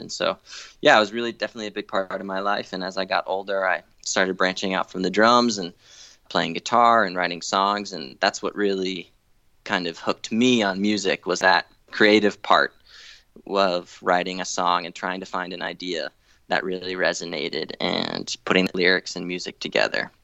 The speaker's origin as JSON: {"language": "English", "town": "Newton", "region": "Massachusetts", "country": "United States", "tie": "born or raised there", "said": "I grew up in Newton, Massachusetts, just outside Boston"}